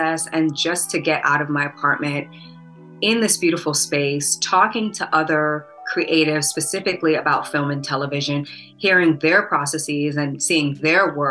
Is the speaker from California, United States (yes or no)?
no; New York City, New York, United States; also born or lived in Atlanta, United States / Los Angeles, United States; now in Chicago, United States; I grew up in Brooklyn, New York